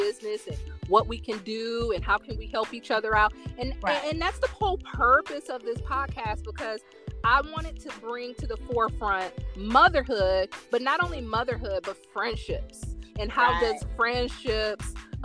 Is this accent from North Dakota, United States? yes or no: no; Indiana, United States; I'm from Indiana, the northern state